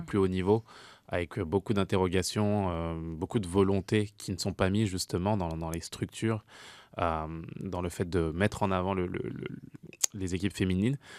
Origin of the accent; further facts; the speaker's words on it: France; moved away; en tant que Français.